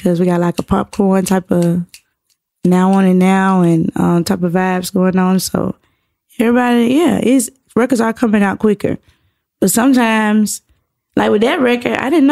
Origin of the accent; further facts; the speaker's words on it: Atlanta, Georgia, United States; I'm from Atlanta too